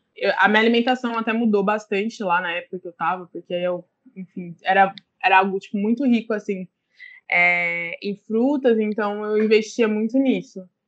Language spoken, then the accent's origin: Portuguese; Ribeirão Preto, São Paulo, Brazil; now in São Paulo, Brazil; eu sou do interior de São Paulo, Ribeirão Preto, é, mas atualmente eu moro em São Paulo